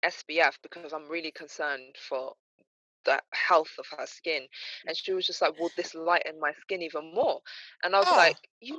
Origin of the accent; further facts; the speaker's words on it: DR Congo; I'm Congolese and I'm dating a Nigerian.